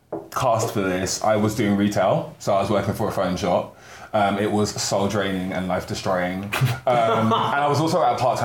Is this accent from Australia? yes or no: no; London, United Kingdom; I'm from South London, and I'm now in East London.